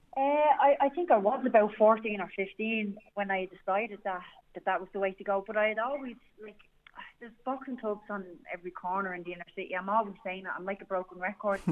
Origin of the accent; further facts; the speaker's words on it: Dublin, Leinster, Ireland; I'm from Dublin One, the best part of Dublin